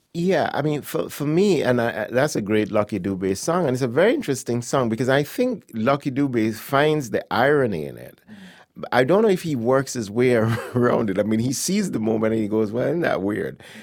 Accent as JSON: {"language": "English", "country": "Jamaica", "tie": "born or raised there", "also_born_or_lived": "Accra, Ghana / England", "moved": "as an adult", "said": "I spent most of my, the rest of my childhood and early adulthood in Jamaica"}